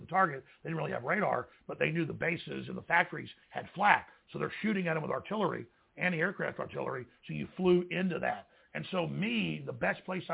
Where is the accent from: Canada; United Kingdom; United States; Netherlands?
United States; Dallas, Texas; growing up in Dallas